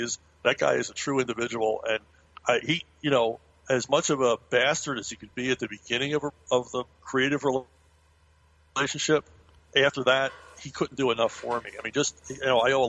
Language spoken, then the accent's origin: English; United States; I'm an American.